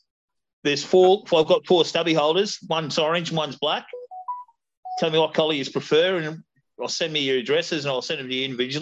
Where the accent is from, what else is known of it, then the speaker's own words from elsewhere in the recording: Australia; I'm an Australian